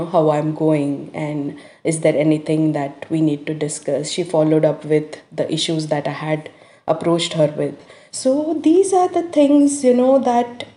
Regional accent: India; now in Australia; I am from India, wherein the cultural thing, the dominance and male-oriented society

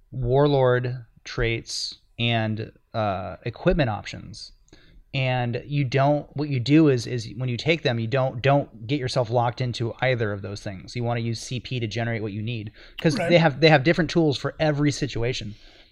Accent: Midwest, United States; I'm from the Midwest.

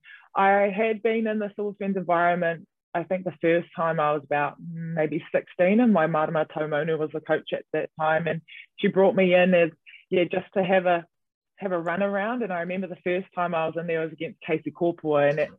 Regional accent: Auckland, New Zealand; moved away as an adult; also born or lived in Wellington; being born and raised in Auckland and then living on your own in Wellington

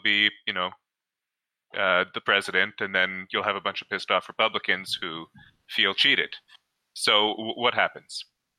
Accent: Canada; I'm Canadian.

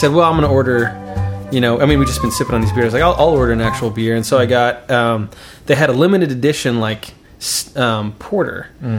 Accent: Kansas, United States; we're from Kansas.

